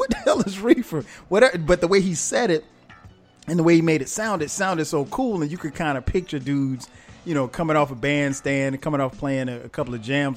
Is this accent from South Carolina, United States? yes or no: yes; South Carolina, United States; I'm from South Carolina.